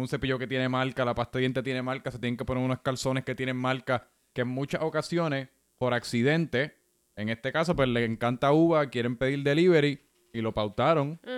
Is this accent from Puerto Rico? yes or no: yes; Puerto Rico; mi experiencia creciendo en Puerto Rico